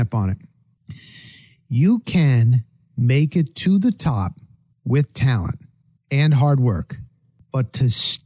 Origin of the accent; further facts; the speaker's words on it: Tampa, Florida, United States; I said I was from Tampa.